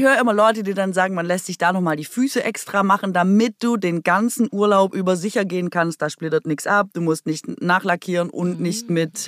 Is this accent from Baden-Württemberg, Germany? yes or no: yes; Swabia, Baden-Württemberg, Germany; accent: Swabian; first language Swabian; moved away